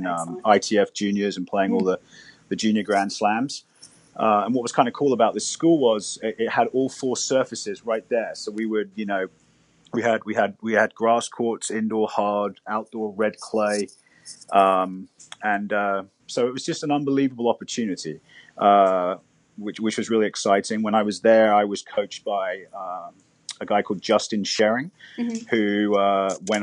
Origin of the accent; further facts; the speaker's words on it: London, United Kingdom; now in United States; I grew up very close to Wimbledon